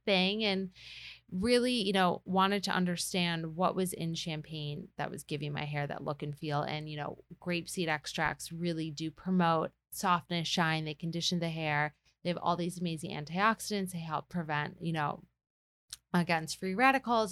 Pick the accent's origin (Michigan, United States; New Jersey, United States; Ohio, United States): Michigan, United States; moved away; also born or lived in New York; I'm from Michigan